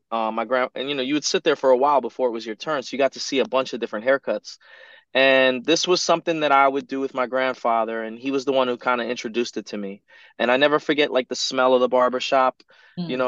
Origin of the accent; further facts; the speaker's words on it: Teaneck, New Jersey, United States; where I'm from in New Jersey. I was born in Teaneck, Teaneck, New Jersey, and it's like right outside of Manhattan, right outside of New York City, just across the George Washington Bridge.